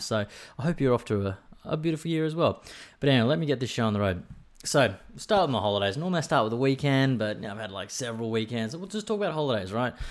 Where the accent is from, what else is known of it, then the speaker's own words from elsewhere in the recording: Brisbane, Queensland, Australia; now in Sunshine Coast, Australia; I come from Brisbane